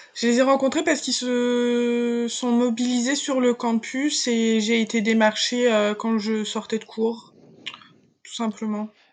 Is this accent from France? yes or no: yes; a small town in Morbihan near Lorient, Brittany, France; moved away as an adult; now in Rennes, France; je viens d'un milieu rural, je viens d'une petite campagne, euh, enfin d'une petite ville du Morbihan près de Lorient